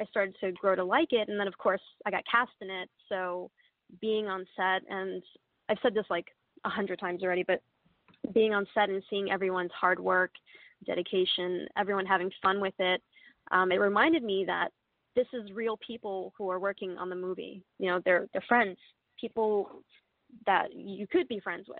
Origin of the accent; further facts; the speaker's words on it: New York, United States; I'm from New York